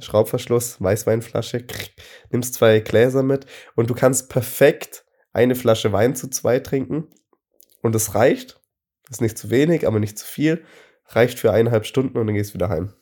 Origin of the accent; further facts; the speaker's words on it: Friedrichshafen, Baden-Württemberg, Germany; bei uns in Friedrichshafen